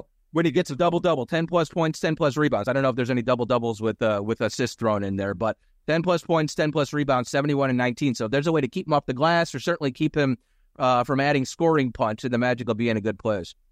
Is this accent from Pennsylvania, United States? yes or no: yes; Philadelphia, Pennsylvania, United States; born or raised there; moved away